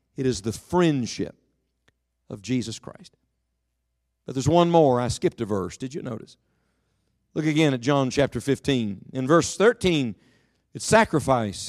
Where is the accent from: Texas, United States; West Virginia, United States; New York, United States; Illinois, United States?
West Virginia, United States; Beckley; I was from West Virginia, from Beckley